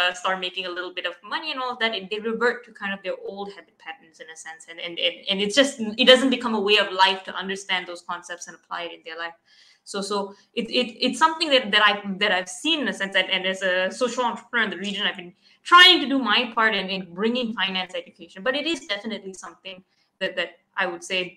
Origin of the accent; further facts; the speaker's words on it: Malaysia; I'm from Malaysia.